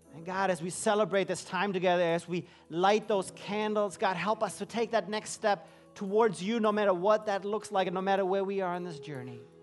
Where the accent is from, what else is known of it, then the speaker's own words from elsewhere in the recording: Germany; moved away as an adult; also born or lived in London, England; I grew up in Germany